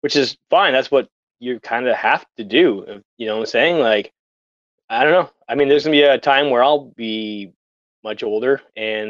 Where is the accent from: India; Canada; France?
Canada; a small town 2 hours from Oshawa, Ontario; now in Toronto, Canada; growing up in a small town where I had to get on that GO train to come down to the Cool House to see a band, and they have to, like, leave before they were done to make the last GO train back, and then still have to drive 2 hours from Oshawa to my hometown